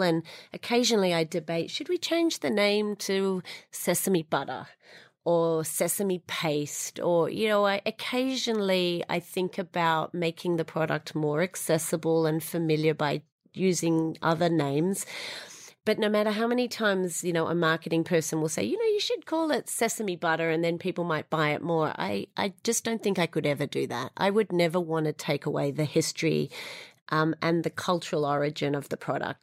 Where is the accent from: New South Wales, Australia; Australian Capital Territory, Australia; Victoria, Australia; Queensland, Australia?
New South Wales, Australia; Sydney; moved away as an adult; also born or lived in Israel / London; now in New York, United States; as you can hear, I'm a Sydney born Australian